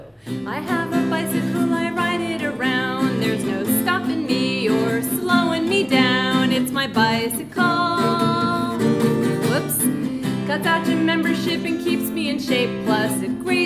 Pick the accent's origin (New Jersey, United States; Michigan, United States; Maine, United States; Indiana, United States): Maine, United States; Damariscotta; I grew up in Damariscotta, small town.